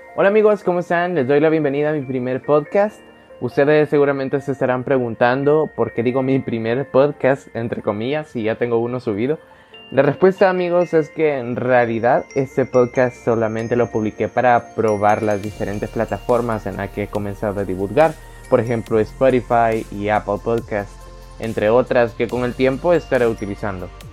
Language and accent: Spanish; El Salvador; El Salvador, el cual para los que no me conocen es mi país natal